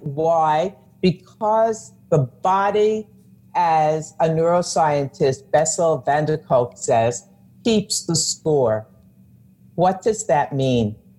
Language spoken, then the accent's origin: English; New York, United States; I'm a New Yorker